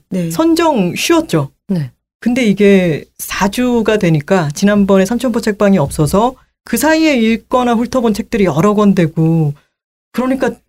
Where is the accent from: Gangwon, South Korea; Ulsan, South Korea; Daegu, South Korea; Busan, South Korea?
Busan, South Korea; moved away; 이거 내 고향이네